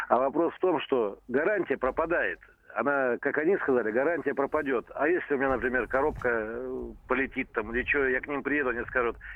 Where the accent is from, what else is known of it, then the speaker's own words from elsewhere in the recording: Novosibirsk, Novosibirsk Oblast, Russia; у нас в городе Новосибирске, я сам из Новосибирска